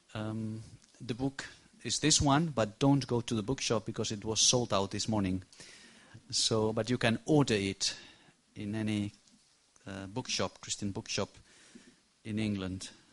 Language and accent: English; Barcelona, Catalonia, Spain; English is a second language; I come from Barcelona, Spain.